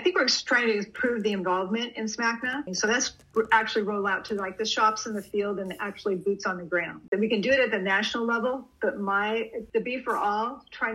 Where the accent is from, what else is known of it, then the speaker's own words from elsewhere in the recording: Portland, Oregon, United States; I'm from, born and raised in Portland, Oregon